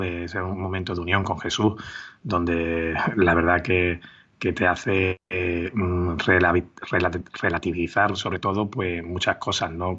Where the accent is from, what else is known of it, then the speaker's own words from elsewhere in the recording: Málaga, Andalusia, Spain; moved away as an adult; volví a mi casa, a Málaga, y firmé por pues, en el equipo de mi ciudad